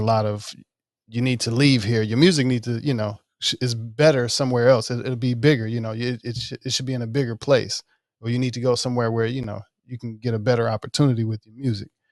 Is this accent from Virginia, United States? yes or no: no; Mississippi, United States; moved away; I'm from Mississippi. um, most of my family is there